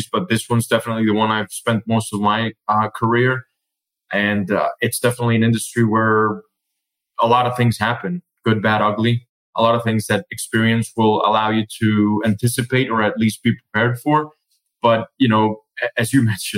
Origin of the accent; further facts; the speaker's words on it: Colombia; now in United States; we were originally born and raised in Colombia. So we're both foreigners in the States